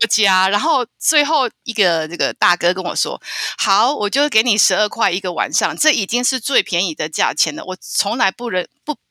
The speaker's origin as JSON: {"language": "Chinese", "country": "Taiwan", "said": "我就说我是台湾嗯。来的"}